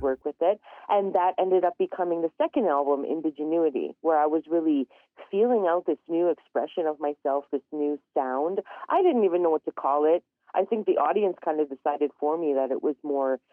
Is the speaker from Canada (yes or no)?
yes; Canada; I'm originally from Treaty 8 territory. Um, I grew up in a very tiny community known as a hamlet.